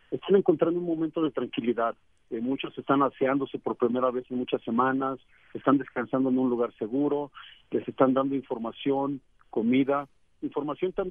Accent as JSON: {"language": "Spanish", "country": "Mexico", "said": "orgulloso como mexicano que soy"}